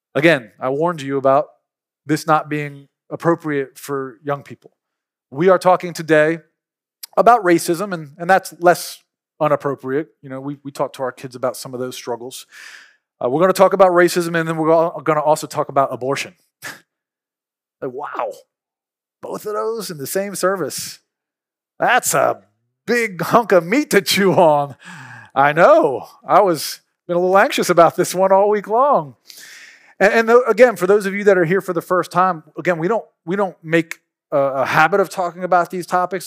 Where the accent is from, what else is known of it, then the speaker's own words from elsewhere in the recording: Philadelphia, Pennsylvania, United States; now in Mississippi, United States; I'm from Philly. We grew up opening up fire hydrants on the street